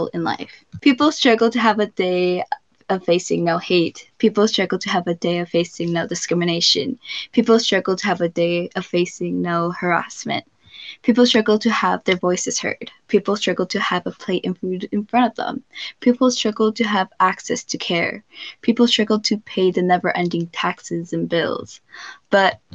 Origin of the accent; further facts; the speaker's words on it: California, United States; I'm from California, specifically in the U.S.